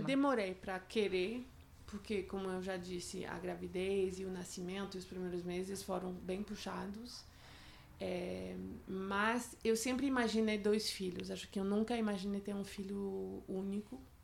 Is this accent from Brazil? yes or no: no; France; moved away; eu sou francesa